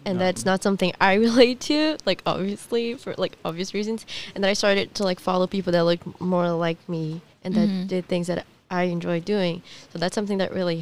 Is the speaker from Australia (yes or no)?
no; Brazil; now in United States; I'm Brazilian. I was born in Brazil. My parents were born in Brazil, but we're all like Japanese